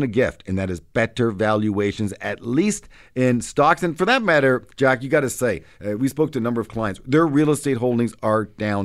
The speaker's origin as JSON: {"language": "English", "country": "Canada", "said": "as a Canadian"}